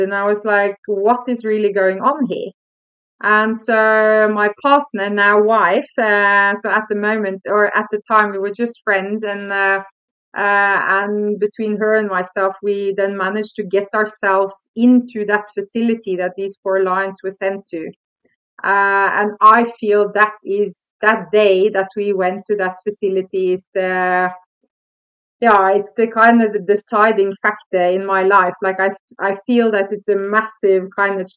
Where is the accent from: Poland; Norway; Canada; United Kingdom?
Norway; moved away as an adult; now in South Africa; I come from Norway